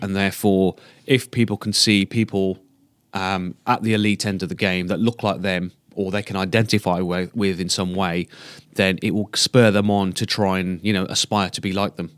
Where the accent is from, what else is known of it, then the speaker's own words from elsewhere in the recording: Black Country, West Midlands, United Kingdom; also born or lived in Sandwell; I'm originally from the Black Country